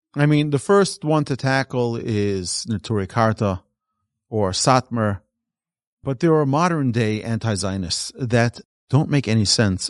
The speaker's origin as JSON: {"language": "English", "country": "Israel", "tie": "born or raised there", "moved": "yes", "said": "I was born in Israel. I'm very proud to be an Israeli."}